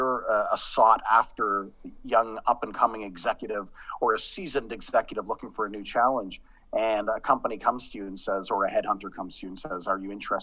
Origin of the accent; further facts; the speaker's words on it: Sudbury, Ontario, Canada; moved away; I'm actually from Sudbury. My dad worked for Falconbridge for 30 years